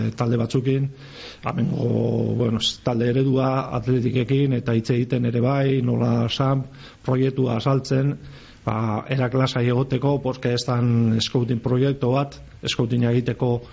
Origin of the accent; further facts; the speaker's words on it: Gipuzkoa, Basque Country, Spain; moved away; also born or lived in Biscay; ni izatez Gipuzkoarra naiz